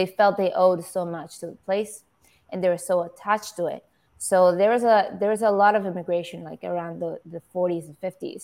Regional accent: Caracas, Capital District, Venezuela; moved away; the people I grew up with, my age that I grew up with in Caracas

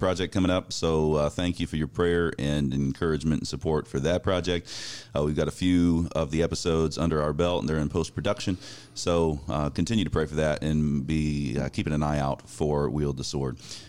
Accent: Central Florida, United States; I grew up in Central Florida, and that is a wonderful conservative place to be.

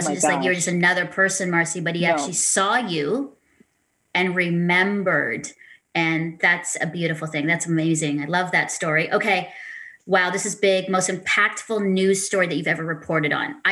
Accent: Philippines; now in Canada; as a Filipino woman hosting a Christian women's talk show

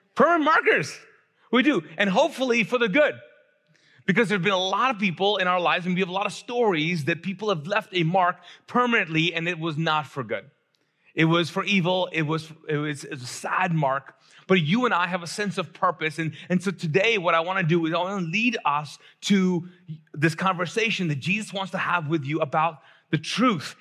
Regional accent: Pakistan; I'm actually Pakistani

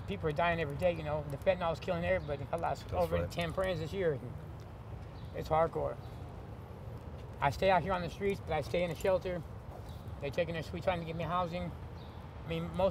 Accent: Los Angeles, California, United States; moved away as an adult; now in Portland, United States; I'm from Watts, California. Crenshaw High School, 87

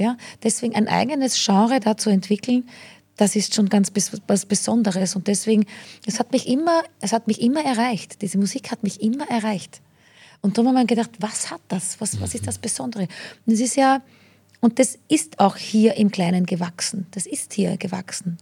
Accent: rural Lower Austria, Austria; now in Vienna, Austria; als kleines Landei

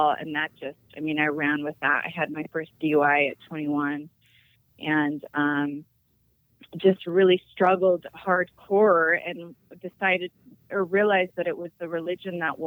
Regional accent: Utah, United States; I'm from Utah

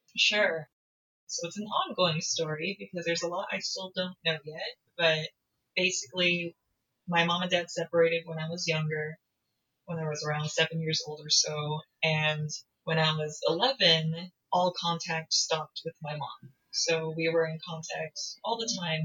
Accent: United States; I'm American, I'm not Korean

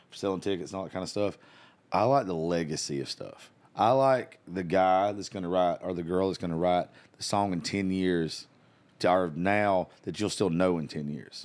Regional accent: South Georgia, United States; I grew up in South Georgia.

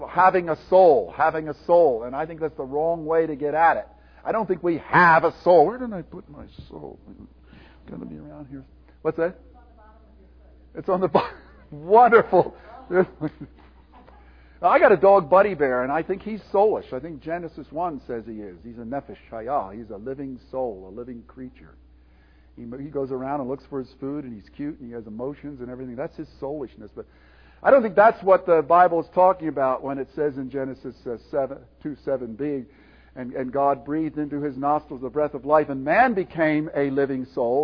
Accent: Willow Grove, Pennsylvania, United States; grew up in Calvary Orthodox Presbyterian Church in Willow Grove, Pennsylvania

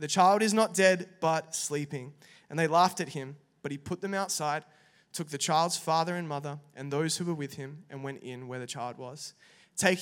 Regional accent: Perth, Western Australia, Australia; moved away as an adult; also born or lived in Italy; now in Melbourne, Australia; I'm actually from Perth, Western Australia

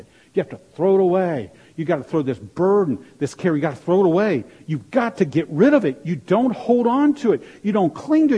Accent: Maryland, United States; moved away; I grew up in Maryland, and my dad would take me fishing in the Chesapeake Bay.

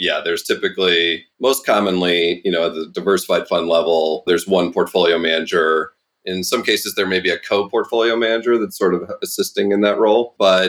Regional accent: Midwest, United States; growing up in the Midwest

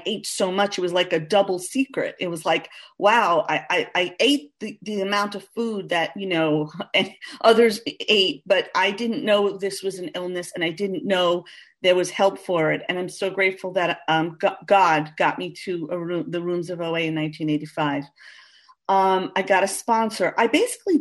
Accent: New York City, New York, United States; I'm from Queens, New York. Born and bred

